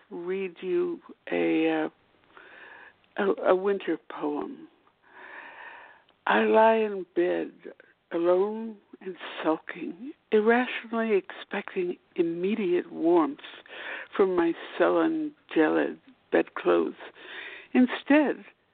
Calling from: Washington, District of Columbia, United States; I'm calling from Washington, D.C.

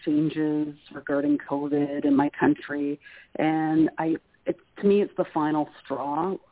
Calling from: Canada

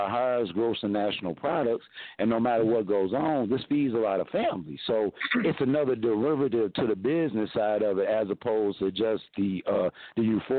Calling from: Mesa, Arizona, United States; Well, I'm calling from sunny Mesa, Arizona. It's about 98 degrees. It's really bright and sunny.

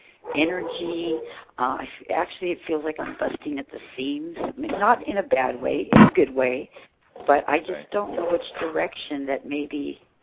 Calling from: California, United States; I'm calling from California tonight

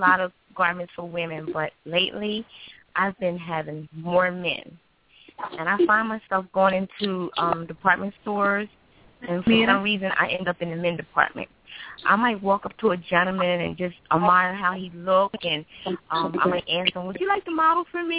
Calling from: Wilmington, Delaware, United States; Wilmington, Delaware.

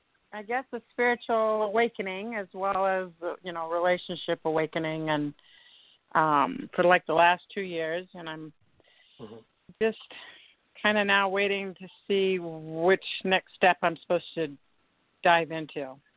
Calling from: United States; I'm calling from Tahoe.

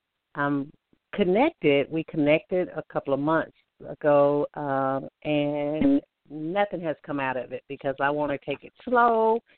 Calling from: Alabama, United States; I'm calling from Alabama.

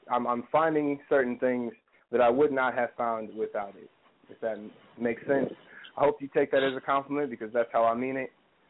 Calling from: Columbus, Ohio, United States; I am calling in from Columbus, Ohio right now.

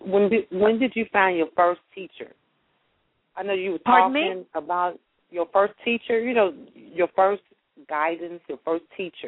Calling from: St. Louis, Missouri, United States; I'm calling from St. Louis, Missouri.

